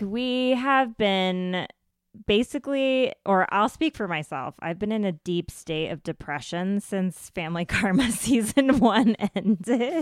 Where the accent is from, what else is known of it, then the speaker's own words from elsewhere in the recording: United States; my experience as a brown girl growing up in America